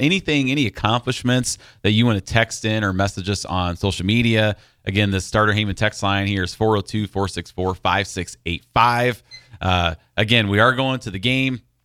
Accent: Iowa, United States; growing up in Iowa

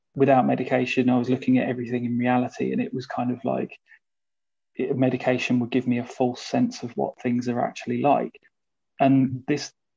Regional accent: United Kingdom; being British

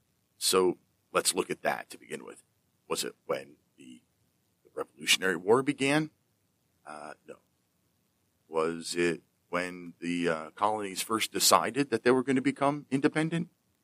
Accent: Pennsylvania, United States; my home state of Pennsylvania

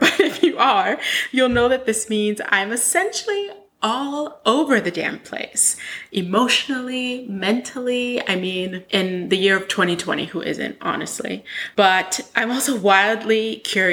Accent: New York City, New York, United States; I'm from Brooklyn

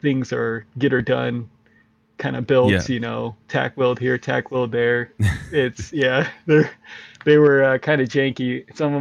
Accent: Walla Walla, Washington, United States; I grew up in Walla Walla, Washington. It's in the southeast corner of Washington State

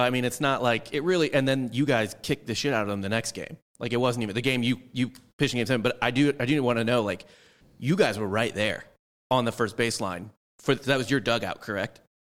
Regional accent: St. Louis, Missouri, United States; I'm from St. Louis

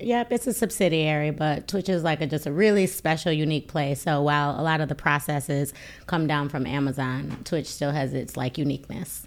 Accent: Buffalo, New York, United States; I'm from Buffalo, New York

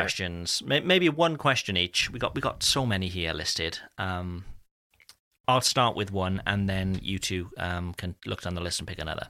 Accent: United Kingdom; being, being British

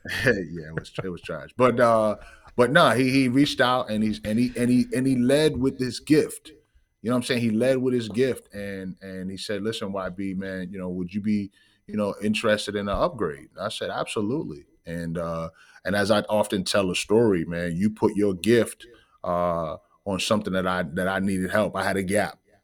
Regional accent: New York City, New York, United States; I am originally from Bronx, New York, uh, the Bronx, the B X

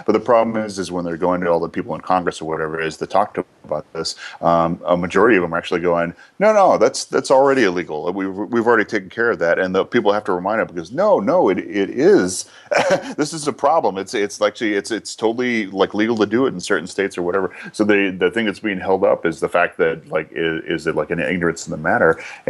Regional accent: Scotland, United Kingdom; So it's a good thing I'm Scottish, so I can keep up with you.

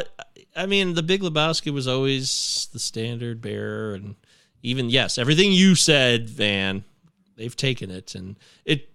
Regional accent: United States; I'm an American

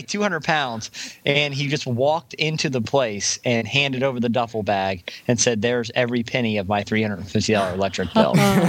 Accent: Virginia, United States; moved away; this one is actually from my hometown newspaper. the Virginian pilot.

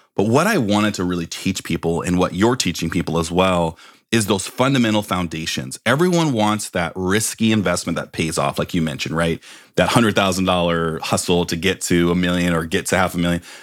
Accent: Bay Area, California, United States; I grew up in the Bay Area

